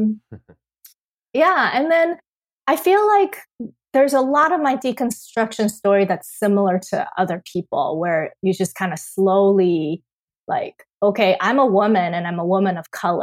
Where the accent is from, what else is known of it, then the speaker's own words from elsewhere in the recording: Taiwan; moved away; I am born and raised in Taiwan